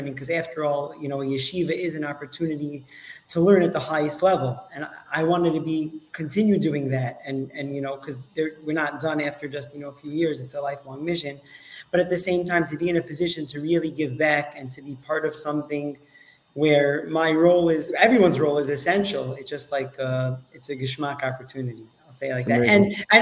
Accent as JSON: {"language": "English", "town": "New York City", "region": "New York", "country": "United States", "tie": "born or raised there", "also_born_or_lived": "Washington Heights", "moved": "as an adult", "said": "I grew up in Brooklyn"}